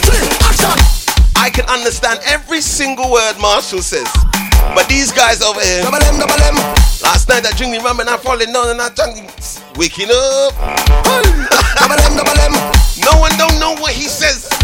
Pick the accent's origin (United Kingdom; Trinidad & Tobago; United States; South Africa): Trinidad & Tobago; I am Trinidadian, not Grenadian.